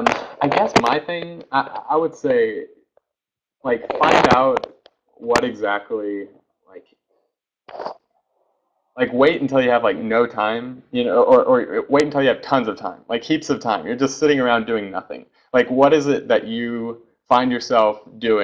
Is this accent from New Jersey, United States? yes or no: no; Oklahoma, United States; I'm from Oklahoma, and especially from prior Oklahoma, this small town.